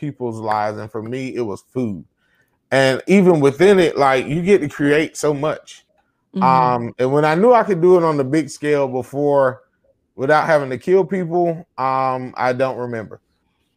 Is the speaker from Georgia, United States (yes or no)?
yes; Lincolnton, Georgia, United States; I grew up in Lincolnton, Georgia. Lincoln County, shout out.